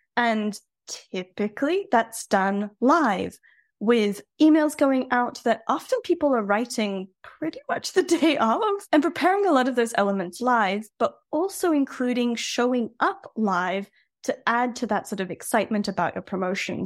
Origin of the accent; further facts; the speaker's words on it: Australia; now in France; I'm an Aussie originally